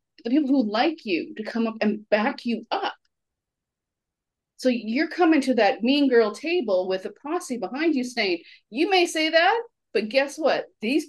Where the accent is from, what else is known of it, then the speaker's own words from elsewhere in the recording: Canada; as a Canadian